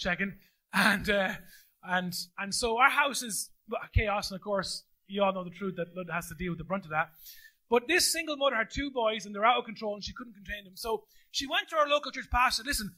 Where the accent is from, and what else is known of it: The Curragh Camp, County Kildare, Ireland; born or raised there; accent: Midland lilt; also born or lived in Carlow; now in Navan, Ireland